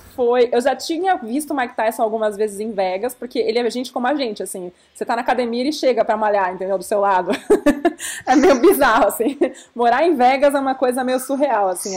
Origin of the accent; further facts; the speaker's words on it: Brazil; eu sou brasileira, eu sou repórter